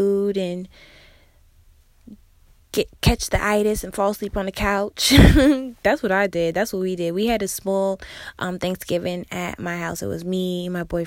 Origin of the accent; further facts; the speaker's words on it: Massachusetts, United States; also born or lived in South Carolina / New York; now in Houston, United States; I was born and raised in Massachusetts